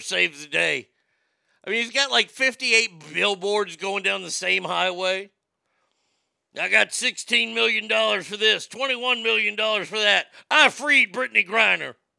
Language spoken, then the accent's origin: English; United States; I'm an American